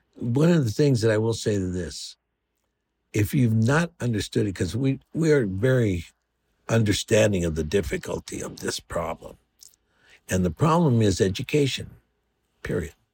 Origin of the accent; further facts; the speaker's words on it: Los Angeles, California, United States; I come from East L A, uh, born on the corner of First and Indiana in Boyle Heights.